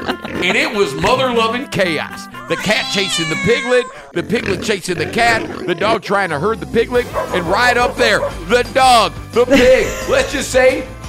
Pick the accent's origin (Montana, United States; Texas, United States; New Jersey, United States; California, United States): New Jersey, United States; Hi, Jersey. Oh, I'm from Jersey. I'm a Jersey broad.